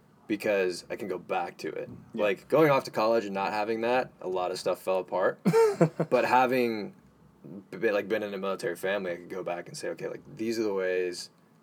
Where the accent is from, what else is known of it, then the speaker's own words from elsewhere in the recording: Wichita Falls, Texas, United States; So most of my life, I've been in different parts of Texas, and I'm a Texan at heart.